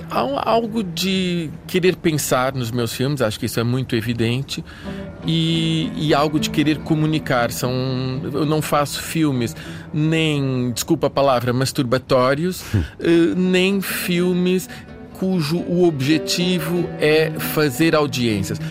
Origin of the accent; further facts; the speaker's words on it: Brazil; now in Portugal; Sou filho de um pai português, de uma mãe francesa, nascido no Brasil